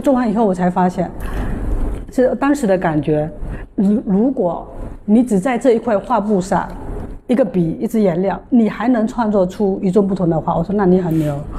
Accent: Fujian, China; 隔壁福建的

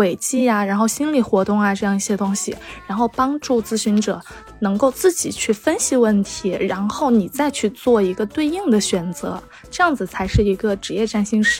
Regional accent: China; 按我们中国人的说法就是透露天机，可以这样子说。

